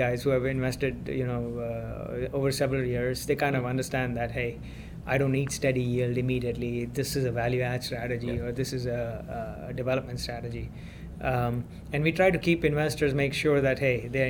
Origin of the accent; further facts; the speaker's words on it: India; now in United States; I'm originally from India